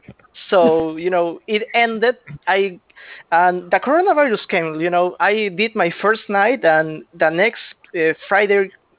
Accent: United Kingdom; I'm British.

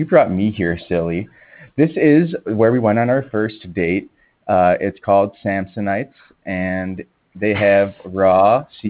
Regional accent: Chicago, Illinois, United States; Yeah, I'm from Chicago. I've been doing improv in Chicago for just over 2 years now.

